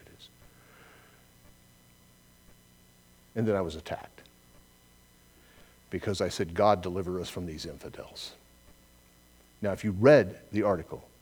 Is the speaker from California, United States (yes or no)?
yes; Southern California, United States; I'm from Southern California, it's where I was born and raised